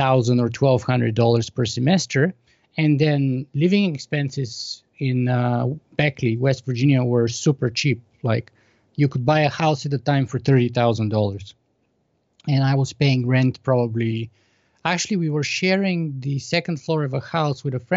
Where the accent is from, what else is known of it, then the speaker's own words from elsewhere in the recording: Plovdiv, Plovdiv Province, Bulgaria; accent: Bulgarian; English is a second language; moved away as an adult; I was born in Bulgaria in 1976 at the sort of height of the Cold War. So I grew up behind the Iron Curtain in communist Bulgaria until I was 14